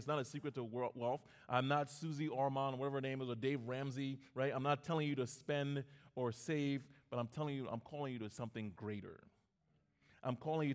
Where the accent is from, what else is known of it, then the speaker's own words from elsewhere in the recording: Liberia; now in United States; I went back to my home country, Liberia